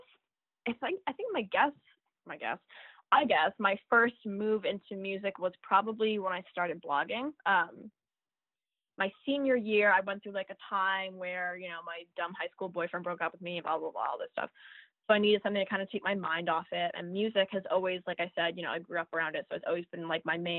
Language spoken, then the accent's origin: English; Florida Keys, United States; I grew up in the Keys, the Florida Keys